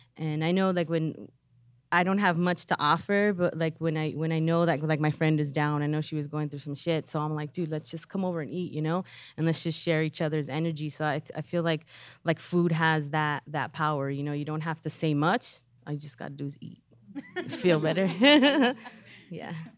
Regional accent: Los Angeles, California, United States; I'm from Pacoima. I've always lived in Pacoima. Um, we moved there when I was three.

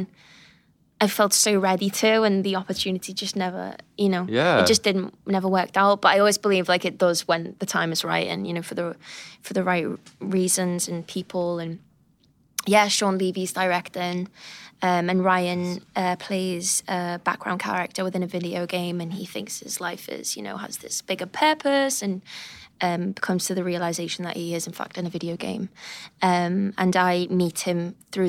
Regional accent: United Kingdom; I'm British

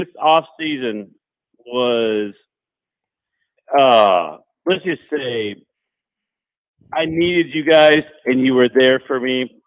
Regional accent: Tallahassee, Florida, United States; now in Pensacola, United States; Born and raised in Tallahassee, but my point in it relocated to Pensacola.

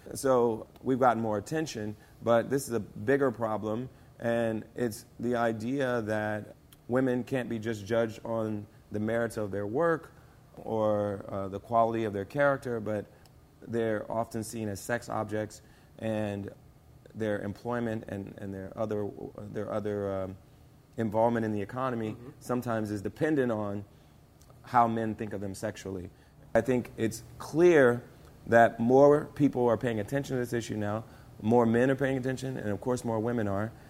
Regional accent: Springfield, Ohio, United States; now in Hollywood, United States; I grew up in Springfield, Ohio

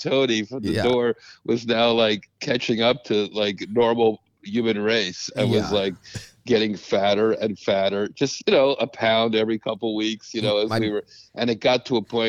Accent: Canada; I was from Canada, so he'll like this.

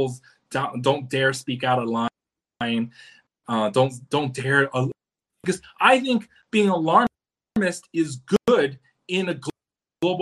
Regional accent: China; now in United States; born in China

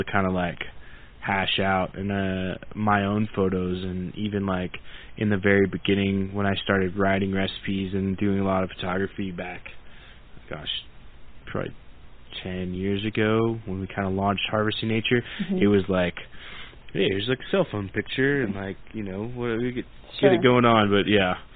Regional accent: Oklahoma, United States; moved away; I'm originally from Oklahoma, and I'm a member of the Choctaw Nation of Oklahoma

